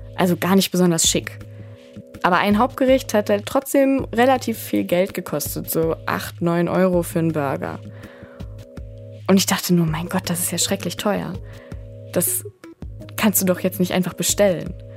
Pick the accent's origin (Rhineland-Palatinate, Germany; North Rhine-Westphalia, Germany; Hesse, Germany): North Rhine-Westphalia, Germany; Ruhr area; born or raised there